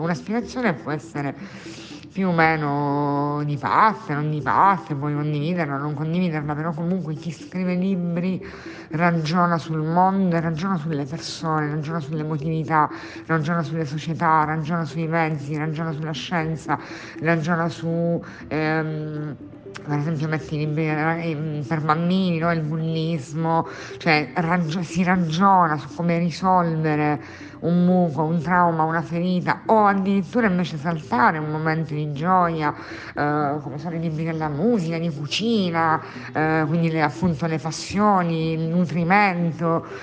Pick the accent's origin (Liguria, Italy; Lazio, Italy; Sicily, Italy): Sicily, Italy; Catania; moved away as an adult; also born or lived in Spain; now in Catania, Italy; Sono catanese di nascita, nonna di generazioni.